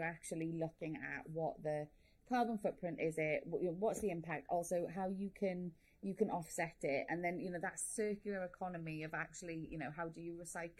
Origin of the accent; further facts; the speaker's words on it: Welsh, Wales, United Kingdom; being Welsh